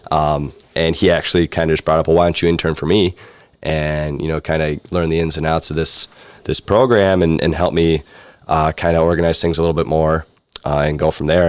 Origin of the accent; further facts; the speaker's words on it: Buffalo, New York, United States; moved away as an adult; coming from Buffalo, New York